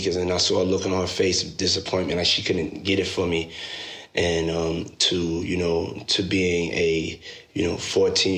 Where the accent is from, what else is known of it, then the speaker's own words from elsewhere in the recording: New York City, New York, United States; moved away as an adult; also born or lived in Washington, D.C.; I was born and raised in Harlem, New York